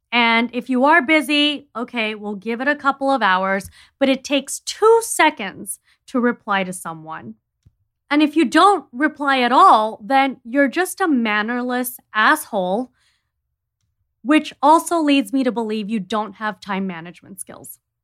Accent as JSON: {"language": "English", "country": "India", "said": "I'm from India"}